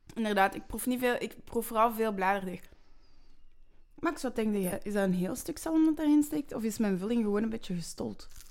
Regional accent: Flanders, Belgium; we zijn Vlamingen.

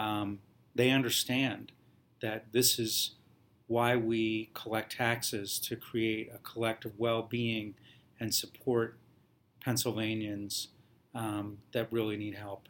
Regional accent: Columbus, Ohio, United States; moved away as an adult; now in New Jersey, United States; when you're from Ohio

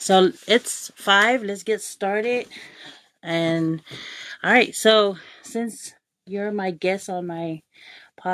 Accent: American Samoa; also born or lived in Utulei; growing up in American Samoa, every time when I went to Samoana High School

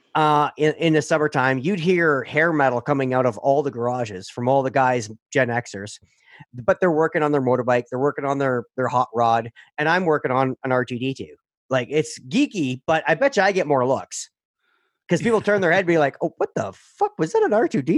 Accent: Sudbury, Ontario, Canada; I grew up in Sudbury

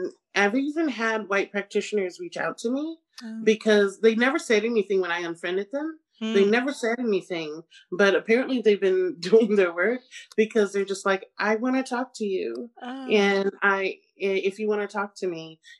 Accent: Pacific Northwest, United States; because I grew up in the Pacific Northwest predominantly, surrounded by whiteness

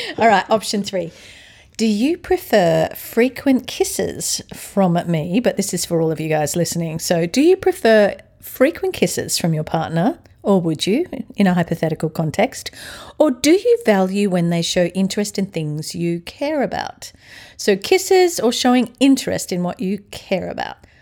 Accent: Australia; moved away as an adult; also born or lived in London, United Kingdom / California, United States; now in Atlanta, United States; Now I'm an Aussie in Atlanta, Georgia, U S

